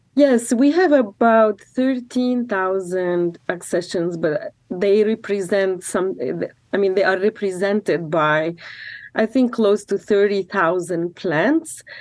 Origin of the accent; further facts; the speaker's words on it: Lebanon; now in Corvallis, United States; I'm from Lebanon